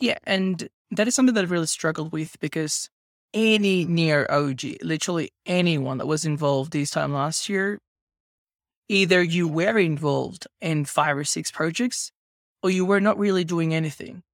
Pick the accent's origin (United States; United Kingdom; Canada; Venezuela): Venezuela; where I grew up in Venezuela